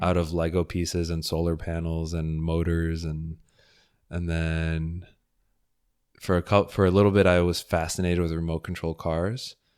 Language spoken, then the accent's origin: English; Fort Lauderdale, Florida, United States; also born or lived in Houston; I grew up in Fort Lauderdale